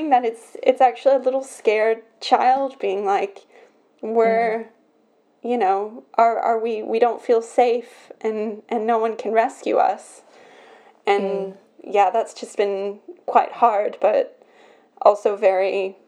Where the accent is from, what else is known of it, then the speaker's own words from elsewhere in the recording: Belgium; I'm born in Belgium